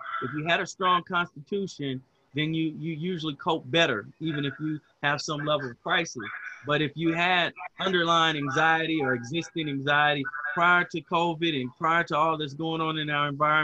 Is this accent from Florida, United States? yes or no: no; Huntsville, Alabama, United States; also born or lived in Dayton, Ohio; I grew up in Huntsville, Alabama. I'm sweet home Alabama. I'm an Alabama boy. And I was actually born in Dayton, Ohio, but Alabama is where I was raised and where I've lived most of my life.